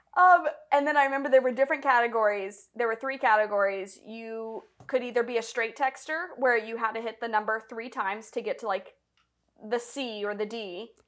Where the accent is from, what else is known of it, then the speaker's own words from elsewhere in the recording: Tennessee, United States; also born or lived in Chicago; now in Los Angeles, United States; I'm from Tennessee